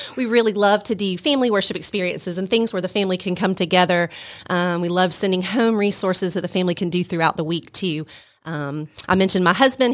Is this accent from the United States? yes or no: yes; Stone Mountain, Georgia, United States; moved away as an adult; now in Rome, Georgia, United States; I grew up in the Stone Mountain, went to Tucker High School.